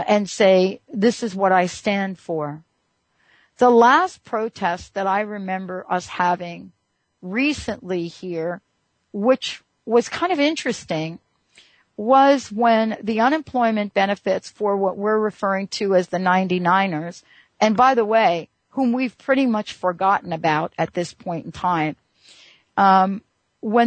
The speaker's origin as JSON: {"language": "English", "region": "New York", "country": "United States", "tie": "born or raised there", "said": "I grew up in New York"}